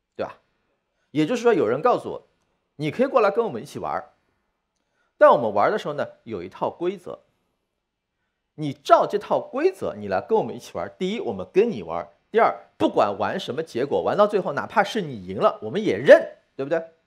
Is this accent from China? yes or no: yes; China; 我中国人的典型认知是中国有很多问题